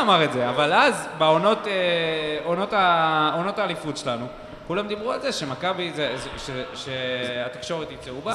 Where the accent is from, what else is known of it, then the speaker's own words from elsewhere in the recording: Beersheba, Southern District, Israel; גדלנו פה בעיר, היינו הולכים אחרי משחקים בווסרמיל, היינו עוצרים במקיף ג'